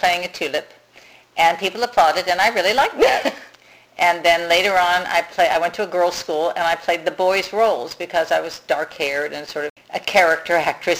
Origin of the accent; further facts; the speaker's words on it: St. Louis, Missouri, United States; I grew up in St. Louis, Missouri.